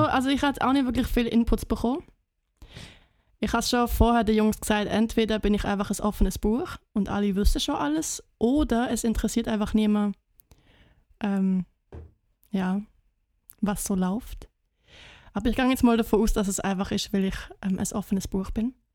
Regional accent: Basel, Basel-Stadt, Switzerland; moved away; also born or lived in Schriesheim, Germany / Germany; ich bin Baslerin, aber ich habe in Deutschland gelebt

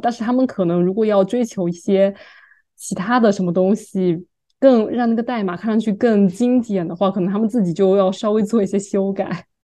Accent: Fujian, China; now in New York, United States; 我们福建

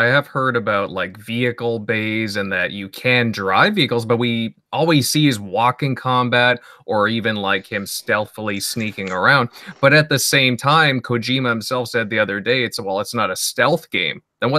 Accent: Canada; accent: Canadian; Maybe it's my Canadian accent.

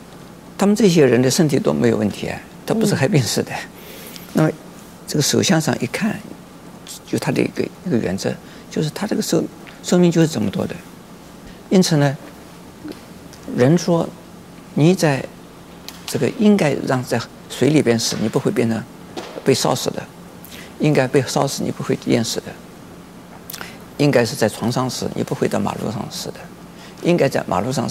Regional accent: China; 在我们中国人，呃，相信，呃，其实除了我们中国人以外，其他的也会相信的啊

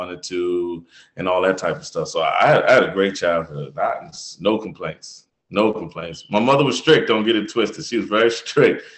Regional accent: West River, Maryland, United States; I'm from West River, Maryland, which is about 15 minutes south of Annapolis

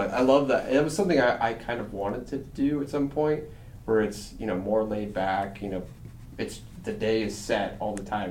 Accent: Rochester, Illinois, United States; I grew up in Rochester, so it's in, you know, it has Springfield address, so it's a sister city, but also the big city too, right?

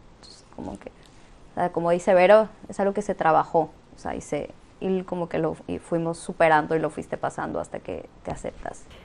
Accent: Campeche, Mexico; now in Mérida, Mexico; Y soy de Campeche, pero actualmente estoy viviendo en Mérida

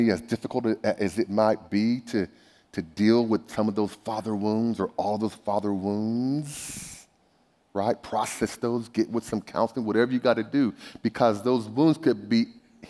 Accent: Bakersfield, California, United States; I grew up in Bakersfield

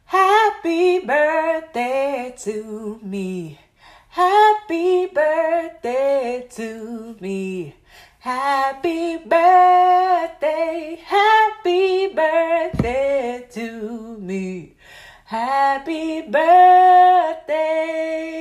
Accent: United States; as an American people

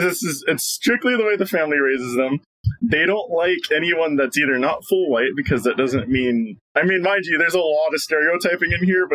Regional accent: Philippines; no one believes I'm Filipino.

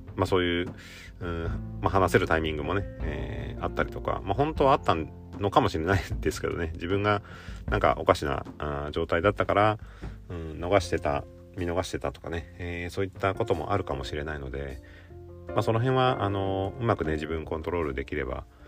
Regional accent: Gifu, Japan; 岐阜県出身なんですけど

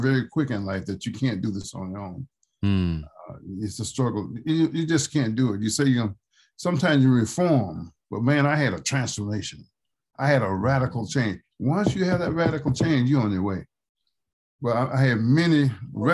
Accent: Slaughter, Mississippi, United States; When I was a child down in Slaughter, Mississippi

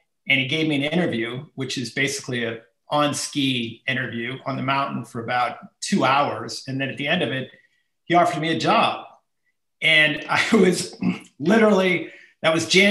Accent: Chico, California, United States; I actually was born and raised in Chico, so it's a local ski hill

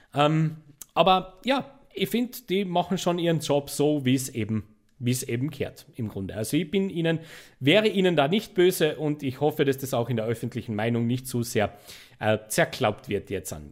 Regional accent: Austria; als Österreicher

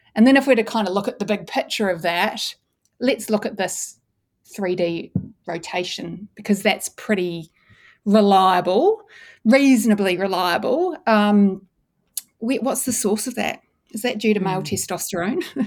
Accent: New Zealand; also born or lived in Christchurch, New Zealand / Dunedin, New Zealand; I grew up in New Zealand

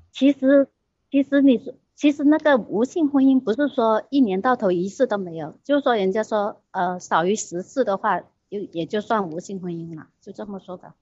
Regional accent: Guangdong, China; 我是广东的

